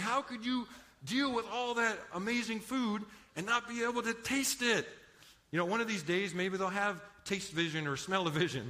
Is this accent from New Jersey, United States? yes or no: no; Los Angeles, California, United States; moved away as an adult; now in San Antonio, United States; I actually grew up in Los Angeles area. Now, I tell people I'm not quite from East L.A. I'm from Far East L.A.